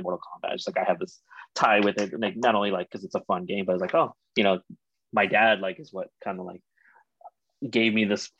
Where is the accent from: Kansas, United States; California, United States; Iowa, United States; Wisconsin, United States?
California, United States; Pico Rivera; I grew up in Pico